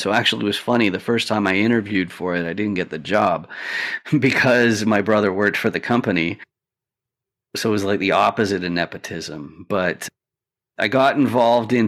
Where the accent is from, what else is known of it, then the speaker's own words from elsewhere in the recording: Canada; I'm Canadian, and so I'm not a citizen